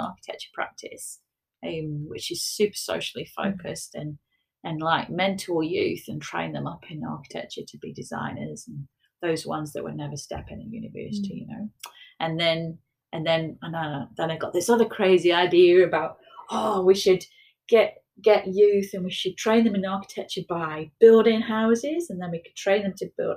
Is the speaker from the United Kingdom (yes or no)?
yes; United Kingdom; moved away as an adult; now in Wellington, New Zealand; I'm a British architect